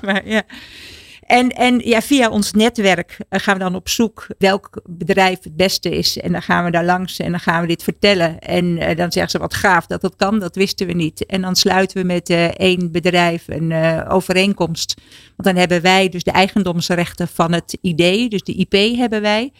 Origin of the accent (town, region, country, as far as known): Netherlands